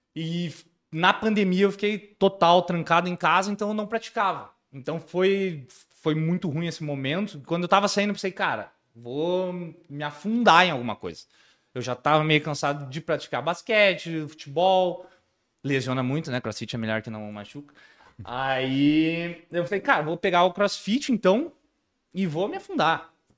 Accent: Rio Grande do Sul, Brazil; sou do Rio Grande do Sul mesmo

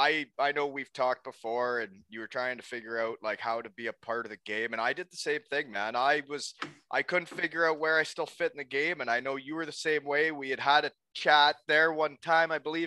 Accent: Elmira, Ontario, Canada; now in Kincardine, Canada; my group of buddies growing up in Elmira. But now that I'm living in Concardon

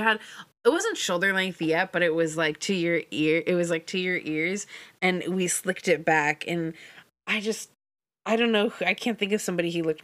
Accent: Portland, United States; we grew up in Portland, which is like, they say, woke and liberal

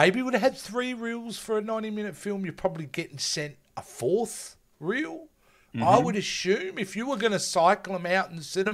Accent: Australia; I'm an Aussie

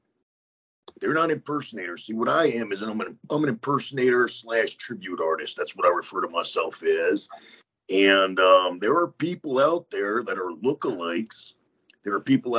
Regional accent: Westchester, New York, United States; moved away; I'm from Westchester. I graduated high school in that building

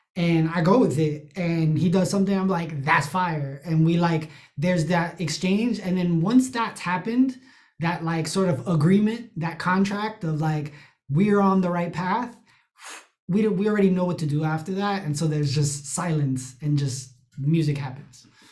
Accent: New York City, New York, United States; I'm I'm from the Bronx, um, you know, Latino

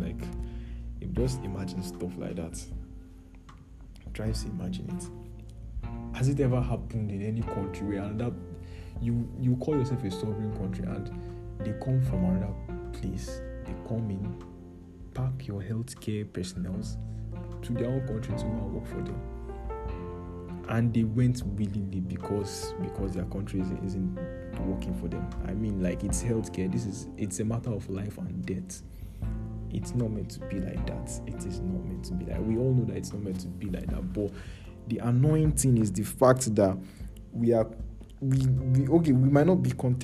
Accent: Niger State, Nigeria; moved away; I grew up in Niger State

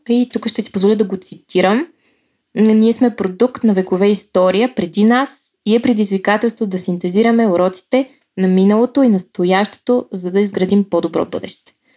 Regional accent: Bulgaria; Българка съм

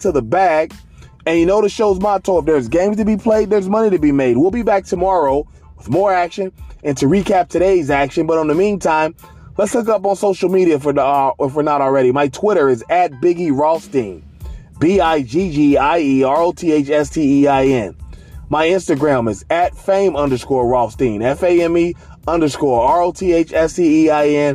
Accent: Cincinnati, Ohio, United States; my hometown Redlegs

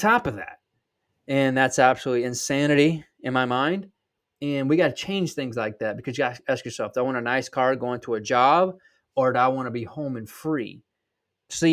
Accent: South Georgia, United States; accent: Southern; I'm from South Georgia

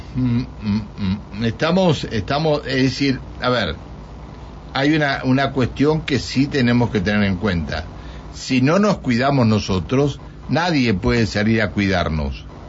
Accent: Argentina; somos argentinos

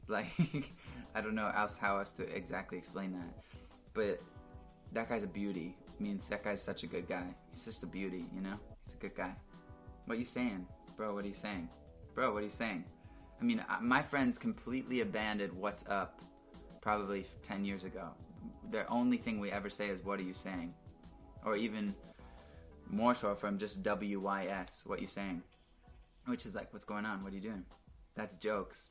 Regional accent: Pickering, Ontario, Canada

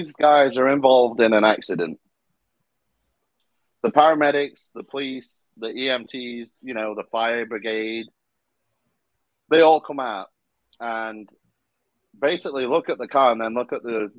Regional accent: United Kingdom; I am a Brit

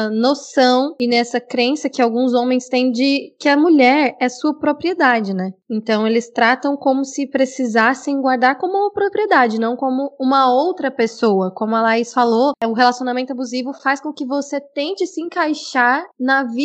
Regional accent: Goiânia, Goiás, Brazil; tenho 24 anos, Sou bacharel em Direito e sou de Goiânia.

